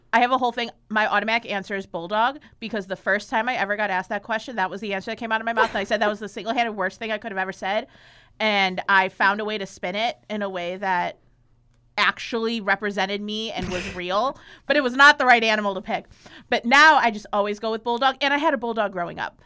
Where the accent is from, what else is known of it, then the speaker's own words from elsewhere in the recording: Chicago, Illinois, United States; also born or lived in Athens, Ohio; I grew up in Chicago